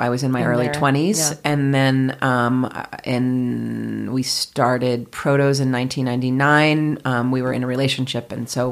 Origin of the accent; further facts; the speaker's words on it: New York City, New York, United States; now in Boulder, United States; I grew up in New York City